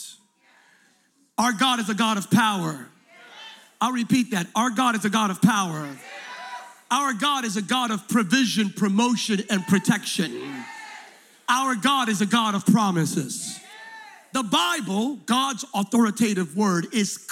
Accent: Pennsylvania, United States; moved away; I'm originally from Pennsylvania

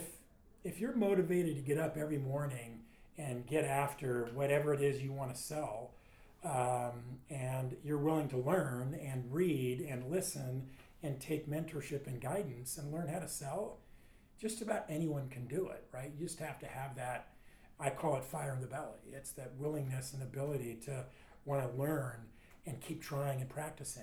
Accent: Southern California, United States; My parents immigrated from Sweden. I grew up in Southern California.

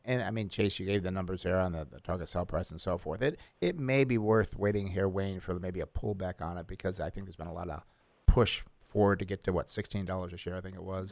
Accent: New York, United States; moved away; When I grew up in New York

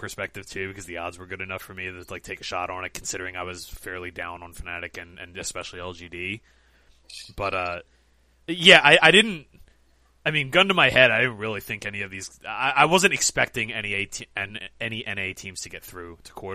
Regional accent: United States; we're all Americans

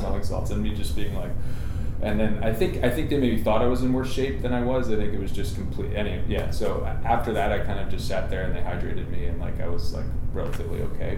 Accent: southern New Jersey, United States; I grew up in southern New Jersey

